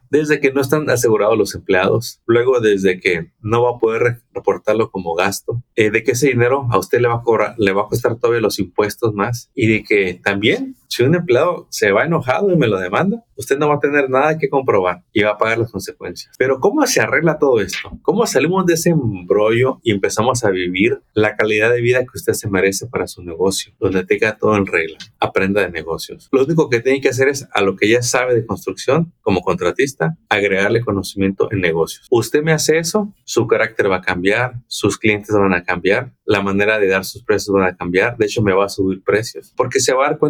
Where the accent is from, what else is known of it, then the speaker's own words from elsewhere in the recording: Mexico; moved away as an adult; tengo mucha experiencia, vengo de México, pero acá no sé cómo hacerle.